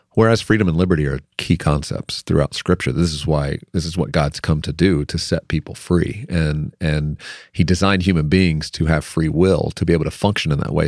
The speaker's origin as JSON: {"language": "English", "town": "Lynchburg", "region": "Virginia", "country": "United States", "tie": "born or raised there", "said": "I grew up in Jerry Falwell's church in Lynchburg, Virginia"}